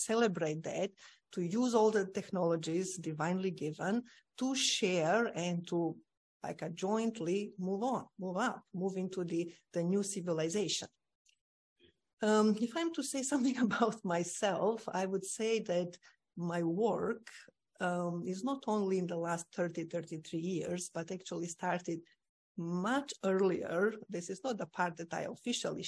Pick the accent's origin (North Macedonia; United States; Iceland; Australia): North Macedonia; I was born in Macedonia, lovely parents, my mom and dad